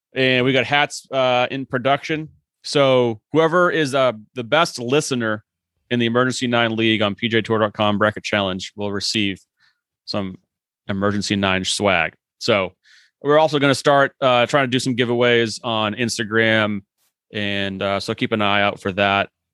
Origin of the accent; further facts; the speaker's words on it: Boston, Massachusetts, United States; I'm from Boston. We watch the Boston Marathon every year.